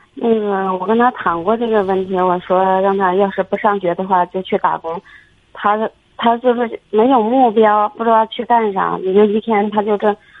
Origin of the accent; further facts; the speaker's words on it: Chengde, Hebei, China; 我们是承德的